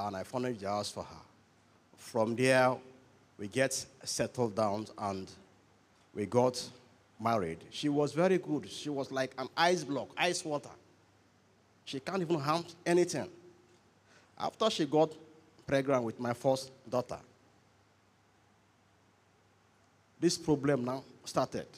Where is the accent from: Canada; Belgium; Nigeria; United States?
Nigeria; Bayelsa; I am from Bayelsa State